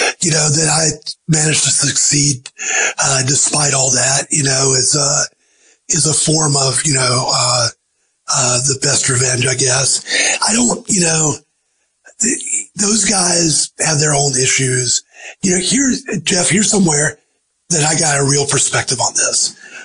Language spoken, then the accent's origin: English; the South, United States; I certainly heard people saying that, growing up in the South.